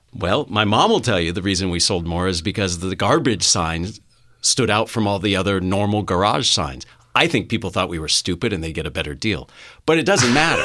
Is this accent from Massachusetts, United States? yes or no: no; Los Gatos, California, United States; I'm a local boy. I, I grew up in Los Gatos, uh, a stone's throw from here